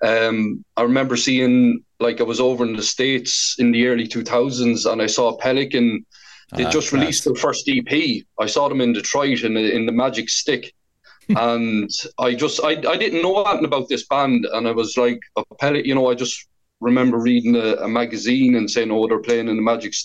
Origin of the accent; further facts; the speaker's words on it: Portarlington, Laois, Ireland; moved away as an adult; now in Galway, Ireland; I'm from Port Arlington in Laois. I've been living in Galway since 2004